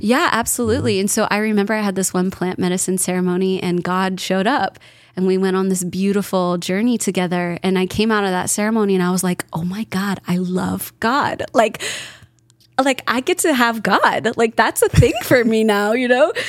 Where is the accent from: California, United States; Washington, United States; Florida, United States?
California, United States; Kelseyville; moved away; I was raised in Northern California